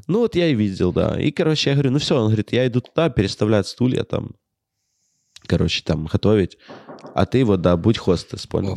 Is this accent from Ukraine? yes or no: yes; Ukraine; я вот комик из Украины